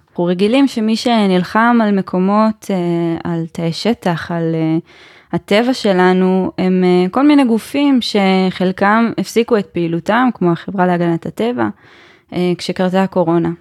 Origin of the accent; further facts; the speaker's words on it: Givat Ye'arim, Jerusalem District, Israel; במקור אני מגבעת יערים, זה באמת הרי ירושלים